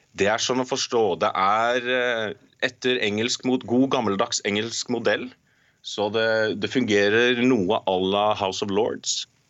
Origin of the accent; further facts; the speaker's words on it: Norway; now in Canada; jeg er norsk